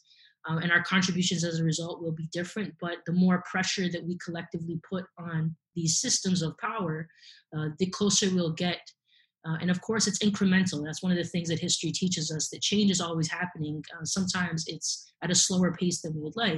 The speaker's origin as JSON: {"language": "English", "country": "Canada"}